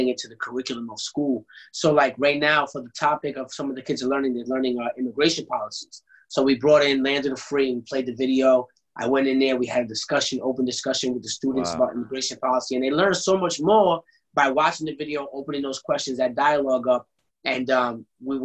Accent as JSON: {"language": "English", "country": "United States", "said": "I'm from America"}